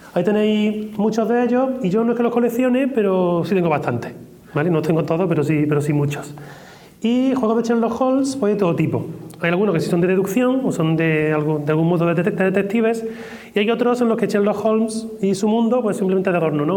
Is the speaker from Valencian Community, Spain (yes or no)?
no; Córdoba, Andalusia, Spain; yo soy de Córdoba